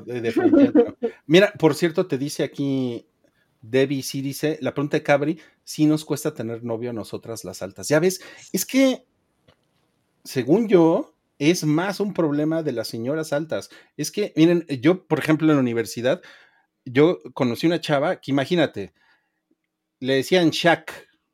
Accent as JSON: {"language": "Spanish", "country": "Mexico", "said": "el noventa y ocho por ciento de los que estamos en esa comunidad somos mexicanos"}